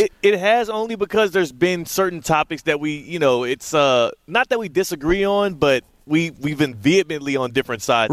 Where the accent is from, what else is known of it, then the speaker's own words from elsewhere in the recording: Kansas, United States; also born or lived in Houston; I was from Kansas.